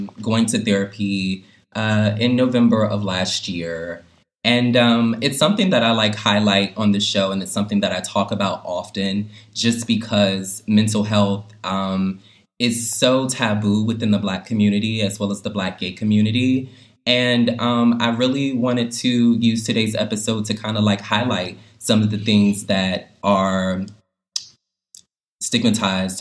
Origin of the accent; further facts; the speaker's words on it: the South, United States; growing up in the South